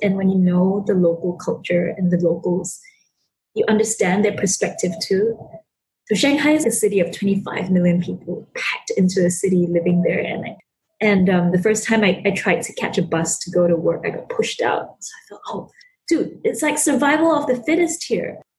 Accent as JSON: {"language": "English", "region": "Sabah", "country": "Malaysia", "tie": "born or raised there", "said": "growing up in Sabah and detached from the capital city"}